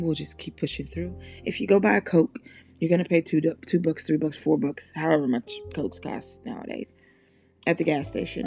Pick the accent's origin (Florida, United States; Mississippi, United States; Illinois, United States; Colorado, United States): Mississippi, United States; I'm from Mississippi and I grew up in, in, in church